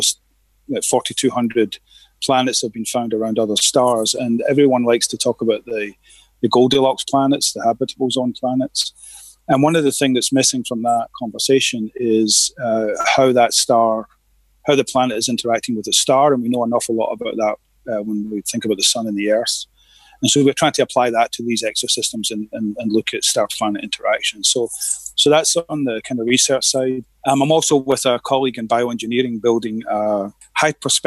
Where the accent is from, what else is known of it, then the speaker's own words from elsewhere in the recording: Glasgow, Scotland, United Kingdom; moved away as an adult; now in Houston, United States; I'm originally from Glasgow in Scotland